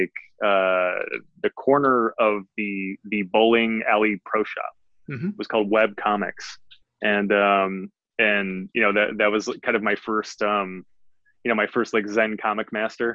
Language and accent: English; Detroit, Michigan, United States; I grew up in a housing project in Detroit, Michigan